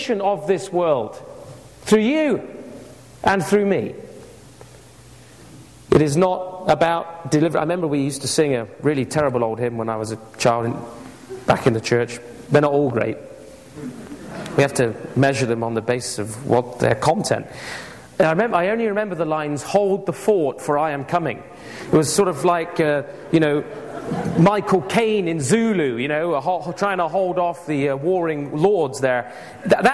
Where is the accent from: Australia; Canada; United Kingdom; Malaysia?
United Kingdom; England; I grew up with it in England